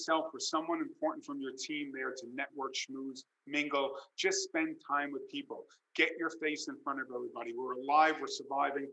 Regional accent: New York, United States; as a New Yorker

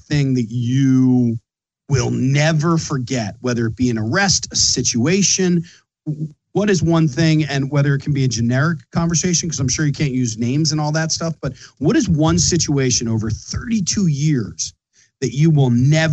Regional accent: Philadelphia, Pennsylvania, United States; accent: Philly; I'm from Philly

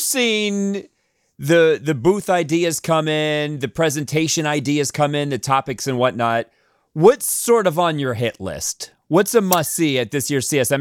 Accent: New York City, New York, United States; I'm from New York City

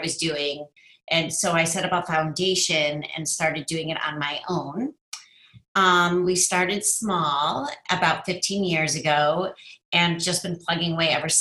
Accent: Chicago, Illinois, United States; also born or lived in University of Wisconsin; I was born and raised in Chicago

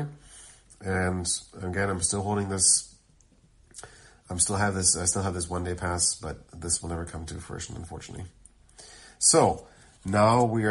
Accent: Germany; moved away; I'm from Germany. Back then, I still lived in Germany

